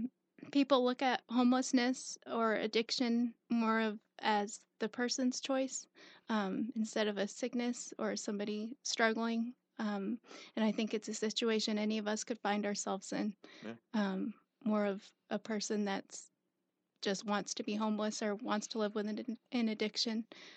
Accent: South Carolina, United States; also born or lived in Bristol, Connecticut; Bristol, Connecticut, and then I came here when I was about 10. Okay. So raised in South Carolina.

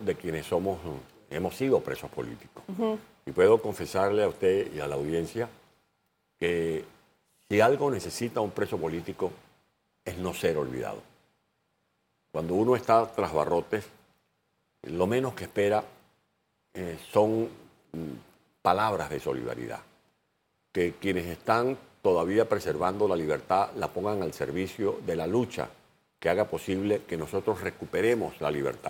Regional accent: Venezuelan Llanos, Venezuela; accent: llanero; moved away as an adult; siendo yo del llano, como soy del llano venezolano, me fue fácil dominar ese acento y esa, y esa cadencia

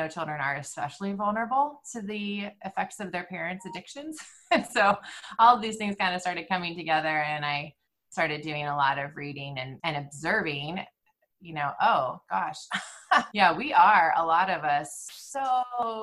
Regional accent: California, United States; moved away as an adult; now in Indiana, United States; We're from California. We've been living in California until 2017, and we moved here

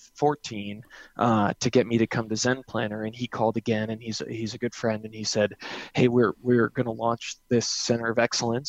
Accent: New Jersey, United States; also born or lived in New England; now in Denver, United States; I grew up in New Jersey, by the way, spent a lot of time in New England, and now I've lived in Denver twice

